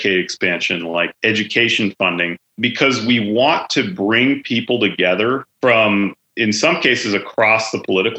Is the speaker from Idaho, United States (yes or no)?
yes; Idaho, United States; I grew up in Idaho public schools.